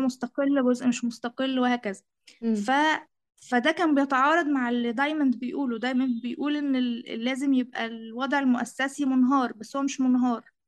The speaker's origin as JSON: {"language": "Arabic", "country": "Egypt", "said": "أنا مصرية"}